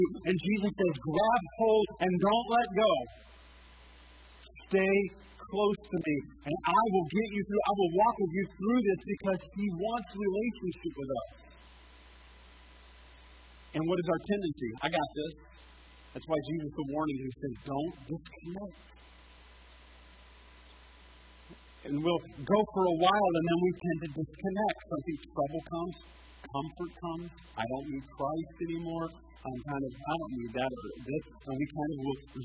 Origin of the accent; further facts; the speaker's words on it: United States; I'm American.